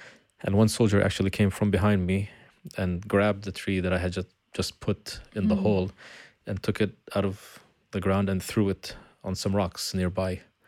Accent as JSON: {"language": "English", "town": "Beit Jala", "region": "Bethlehem Governorate", "country": "Palestine", "tie": "born or raised there", "said": "the beautiful thing about where I grew up in Beit Jala, I grew up in a house that was in the middle of a little forest."}